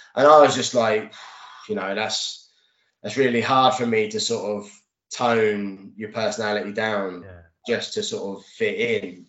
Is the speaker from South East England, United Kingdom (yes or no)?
yes; Reading, South East England, United Kingdom; what was my hometown club and you know i've been going to reading since the age of sort of 12 13 years old